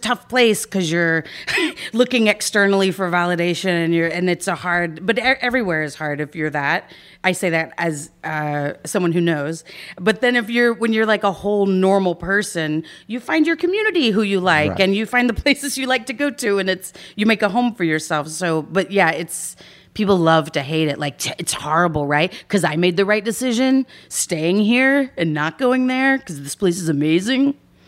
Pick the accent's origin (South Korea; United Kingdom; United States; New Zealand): United States; Dallas, Texas; moved away as an adult; also born or lived in Austin, Texas; now in Los Angeles, United States; I'm from Austin. Well, I grew up in Dallas, but I went to school in Austin.